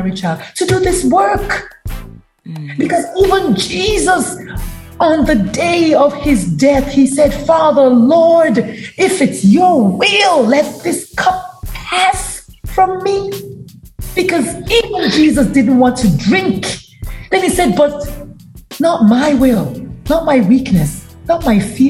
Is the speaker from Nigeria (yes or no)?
yes; Nigeria; now in United States; I'm Nigerian, proudly so